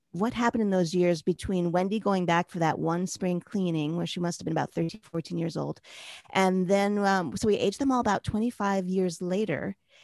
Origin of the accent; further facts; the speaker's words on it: New York City, New York, United States; moved away as an adult; also born or lived in New Jersey; now in Miami Beach, United States; as I continue growing up in New York